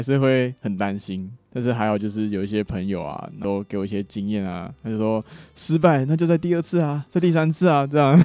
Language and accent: Chinese; Taichung, Taiwan; 我来自台中